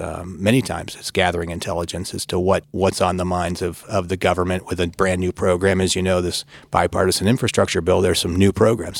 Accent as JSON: {"language": "English", "region": "Michigan", "country": "United States", "tie": "born or raised there", "moved": "as an adult", "lives_now": "Washington, D.C., United States", "said": "worked for my hometown congressman, a fellow by the name of Fred Upton of Michigan"}